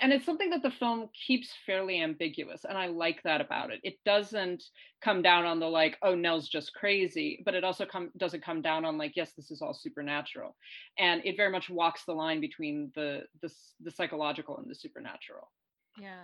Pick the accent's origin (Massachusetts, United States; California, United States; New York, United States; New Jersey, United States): New York, United States; I'm also a New Yorker